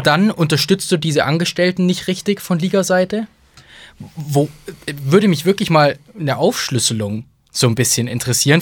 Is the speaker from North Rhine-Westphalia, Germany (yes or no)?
yes; Bonn, North Rhine-Westphalia, Germany; ich bin in Bonn geboren, ne? das war damals noch Hauptstadt